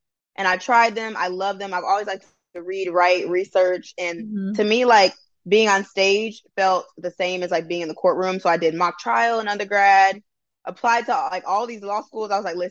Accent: Flint, Michigan, United States; moved away as an adult; also born or lived in New York City, New York / Georgia; now in Birmingham, United States; I was born in Manhattan, New York. I was raised in Flint, Michigan. I went to college in Georgia, and now I'm currently in Birmingham, Alabama.

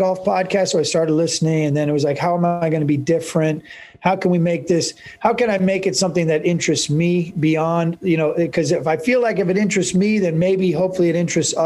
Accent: Northern California, United States; also born or lived in New York / Winter Park, Florida; now in San Diego, United States; I'm born and raised in Northern California.

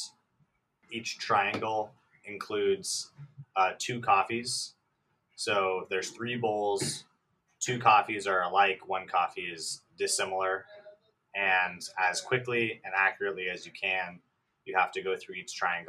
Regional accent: Escondido, California, United States; also born or lived in Santa Barbara; I'm from Escondido

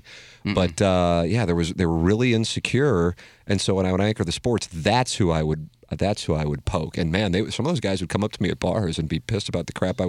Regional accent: St. Louis, Missouri, United States; Well, I'm from South City, so I kind of feel like that'd be pot kettle situation.

